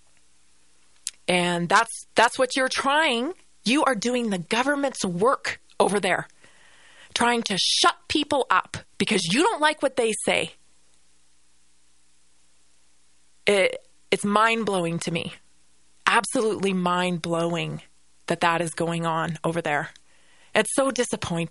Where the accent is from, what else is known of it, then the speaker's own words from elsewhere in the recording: Canada; now in United States; the Canada I grew up